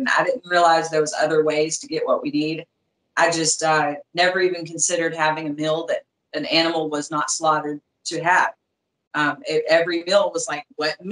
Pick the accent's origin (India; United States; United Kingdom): United States; Arkansas; now in Florida, United States; I had only been out of Arkansas for a few years